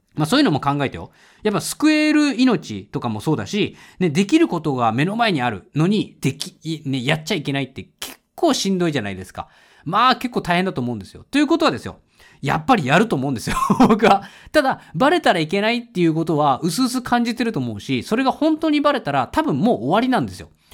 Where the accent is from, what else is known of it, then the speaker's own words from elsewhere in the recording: Tokyo, Japan; 東京、生まれ、東京育ちだからさ、東京住みなんだけれども